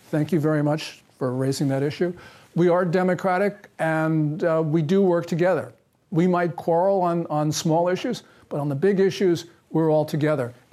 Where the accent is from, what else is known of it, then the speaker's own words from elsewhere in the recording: United States; we Americans